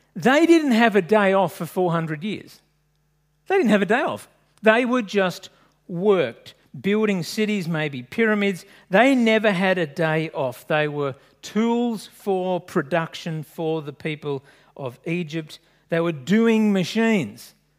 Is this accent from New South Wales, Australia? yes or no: yes; Sydney, New South Wales, Australia; I grew up in French's Forest